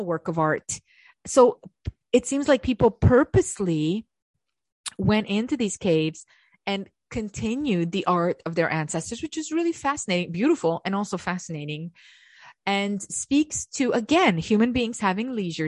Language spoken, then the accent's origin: English; Canada; I know I'm Canadian.